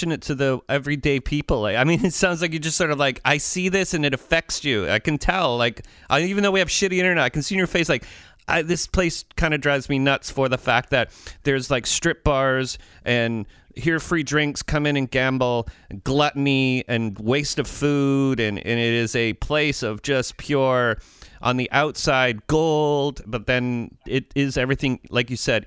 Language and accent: English; Canada